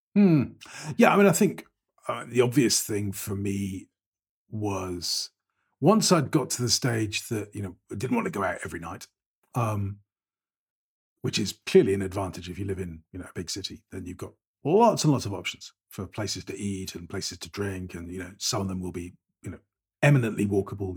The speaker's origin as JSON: {"language": "English", "town": "Bristol", "region": "South West England", "country": "United Kingdom", "tie": "born or raised there", "also_born_or_lived": "Paris, France", "moved": "as an adult", "lives_now": "Cyprus", "said": "I was born and bred in Bristol, uh, which is quite a big city in the west of England."}